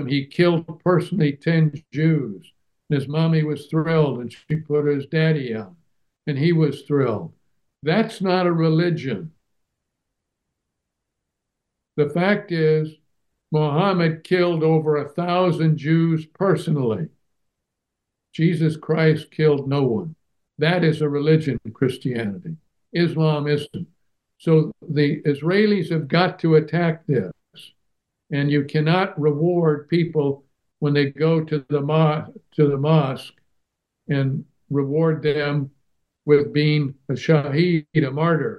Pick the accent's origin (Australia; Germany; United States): Germany; Now, I grew up in Germany after World War II.